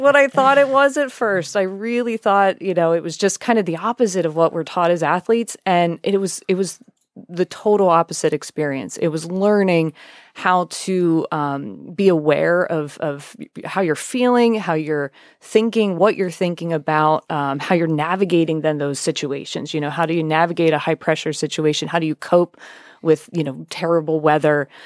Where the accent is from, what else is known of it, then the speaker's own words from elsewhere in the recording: York County, Pennsylvania, United States; I'm from York County